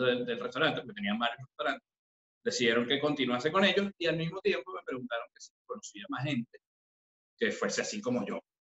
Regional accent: Caracas, Capital District, Venezuela; moved away as an adult; now in Madrid, Spain; yo nací en Caracas, específicamente en La Urbina, en una familia de, muchas mujeres

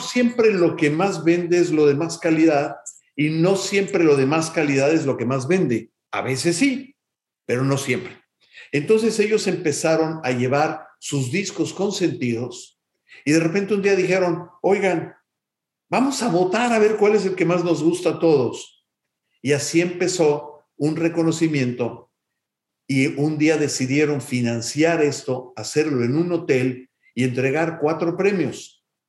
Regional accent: Mexico City, Mexico; now in United States; nací en Ciudad de México el 16 de septiembre de 1961, lo cual me hace un mexicanazo

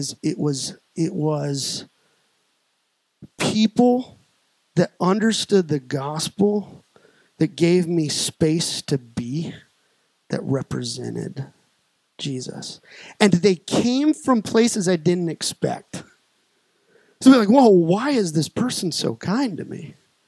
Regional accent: Colorado Springs, Colorado, United States; now in Peoria, United States; I was raised in Colorado Springs

